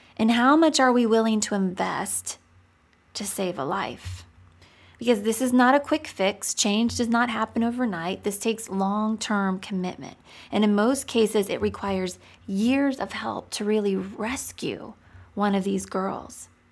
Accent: United States; I'm American

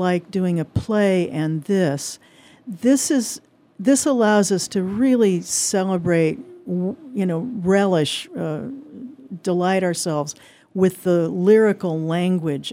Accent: Indiana, United States; moved away; I grew up in Indiana

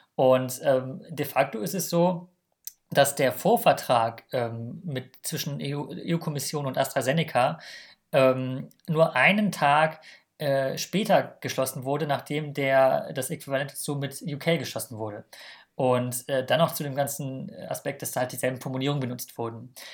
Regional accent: Germany; als Deutsche haben wir das natürlich, leben wir natürlich in einer Bubble

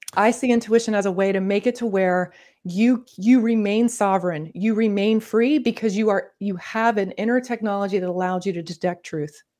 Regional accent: Northern Florida, United States; accent: Southern; I grew up in the South, I'm from Florida

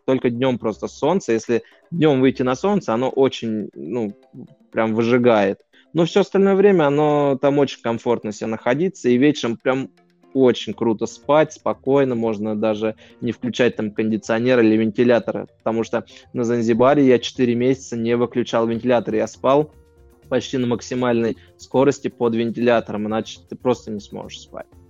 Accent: Russia; я из России

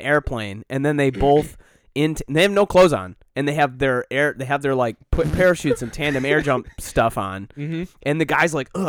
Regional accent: Scotland, United Kingdom; I'm Scottish.

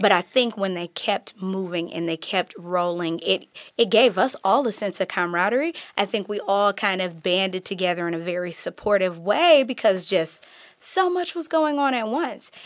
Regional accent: Detroit, Michigan, United States; moved away as an adult; also born or lived in Kalamazoo, Michigan / Chicago / Seattle / Portland; now in Oakland, United States; I grew up predominantly in Detroit. I graduated from Detroit Public Schools

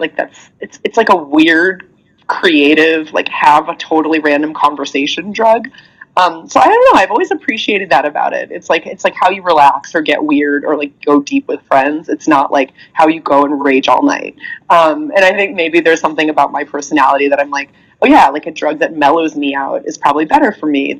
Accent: Iowa, United States; I'm from Iowa. Like Iowa in the like late 90s

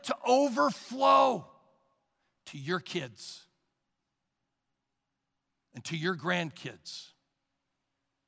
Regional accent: Sugar Creek, Missouri, United States; I was raised in Sugar Creek, Missouri. It is a small town outside the city of Kansas City

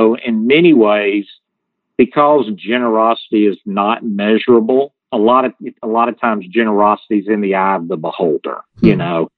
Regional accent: the South, United States; accent: Southern; you can tell by my accent, I'm from the South

